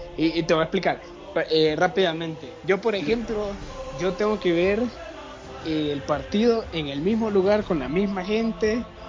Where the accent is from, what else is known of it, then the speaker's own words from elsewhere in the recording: Honduras; como, como hondureños